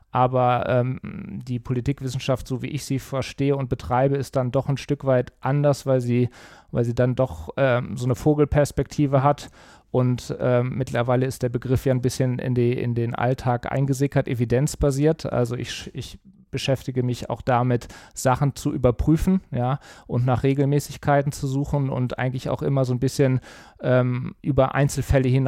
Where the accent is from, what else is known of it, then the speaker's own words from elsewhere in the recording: Cologne, North Rhine-Westphalia, Germany; now in Düsseldorf, Germany; weil meine familiären Wurzeln liegen in München-Gladbach. Meine Heimat würde ich mittlerweile als Köln bezeichnen, weil das einfach prägende Jahre waren, bis auf den Fußball. Da bleibe ich Mönchengladbach treu. Und jetzt seit einiger Zeit oder schon seit vielen Jahren arbeite ich ja in Düsseldorf und mittlerweile wohne ich auch hier.